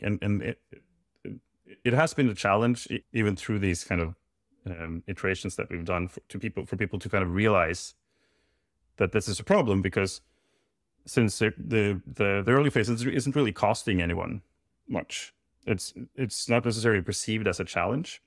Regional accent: Norway; I'm from Norway.

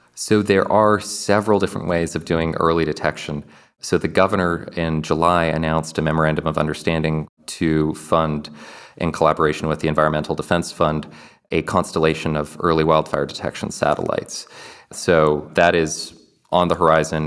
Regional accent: Kelowna, British Columbia, Canada; born or raised there; moved away

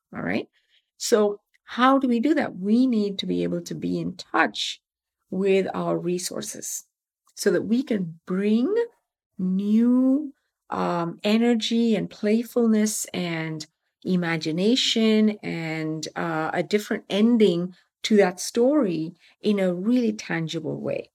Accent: Tamil Nadu, India; moved away; I'm from Tamil Nadu.

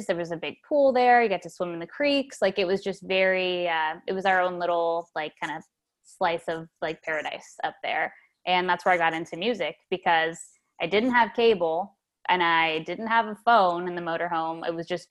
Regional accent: Fremont, California, United States; moved away as an adult; also born or lived in Lake Berryessa, Napa Valley, California; now in Nashville, United States; I grew up in Fremont, California in the suburbs when I was really young. And then we moved up to Napa Valley to a place called Lake Berryessa

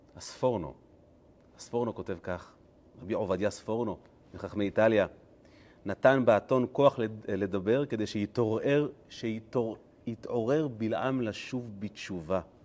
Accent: Kfar Chabad, Central District, Israel; אני גדלתי בבית כנסת, אה, חב"ד, אה, נוסח, אה, חלב. יש בכפר חב"ד כזה

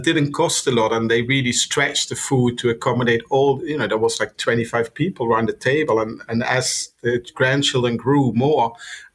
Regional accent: Maastricht, Limburg, Netherlands; English is a second language; moved away as an adult; now in London, United Kingdom; from Maastricht. That's a town in the Netherlands where I'm from

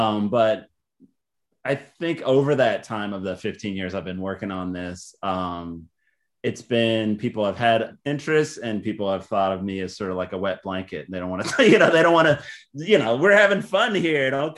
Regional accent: Baltimore, Maryland, United States; born there; also born or lived in Texas / New York / Northern Virginia / Chicago; I guess I was born in Baltimore, but I also lived in Texas and upstate New York and Washington, D.C. area, like Northern Virginia.

